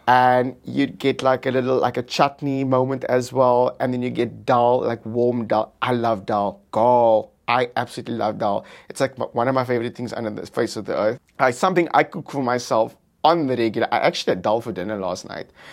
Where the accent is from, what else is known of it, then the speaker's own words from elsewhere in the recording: South Africa; I'm from South Africa